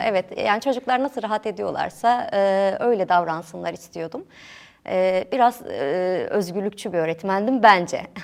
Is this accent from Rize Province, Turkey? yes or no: no; Diyarbakır, Diyarbakır Province, Turkey; also born or lived in Ankara; bütün hayatım boyunca iki yıl Diyarbakır dışında yaşadım.